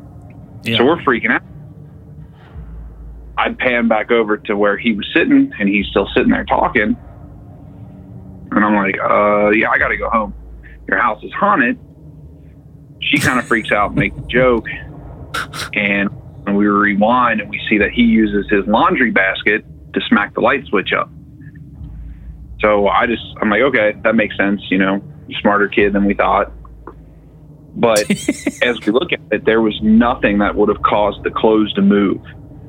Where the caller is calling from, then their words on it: Cincinnati, Ohio, United States; from Cincinnati.